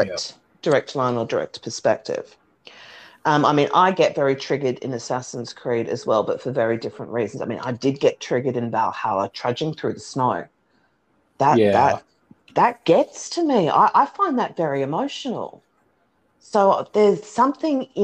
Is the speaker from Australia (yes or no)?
yes; Australia; being Australian